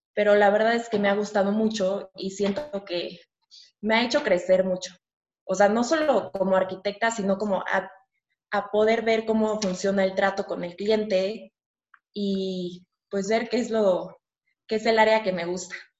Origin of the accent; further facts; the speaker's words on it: Mexico; yo nací aquí en México, eh, tengo un hermano más chico que yo, le llevo dos años, hemos vivido aquí toda, mi, toda nuestra vida